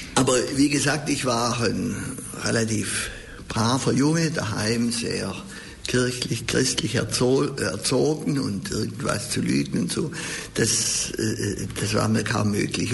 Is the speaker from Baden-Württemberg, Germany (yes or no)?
yes; Stuttgart, Baden-Württemberg, Germany; Ich bin ja in Untertürkheim aufgewachsen, dann in Hedelfingen auch lange in die Schule gegangen